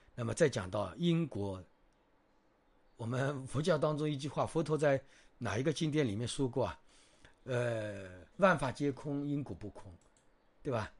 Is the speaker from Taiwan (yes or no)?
no; China; 特别是我们中国人